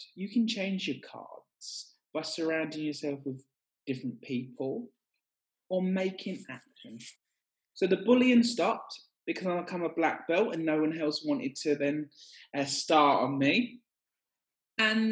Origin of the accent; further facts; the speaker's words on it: Essex, East of England, United Kingdom; I grew up in Essex